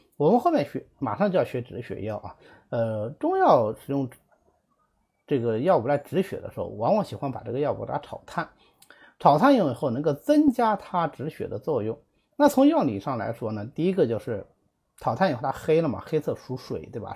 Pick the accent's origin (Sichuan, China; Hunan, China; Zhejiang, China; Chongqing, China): Zhejiang, China; 我们浙江人